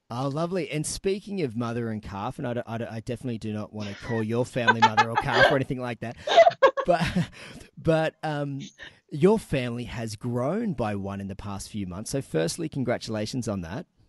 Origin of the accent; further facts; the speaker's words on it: Newcastle, New South Wales, Australia; my hometown in Newcastle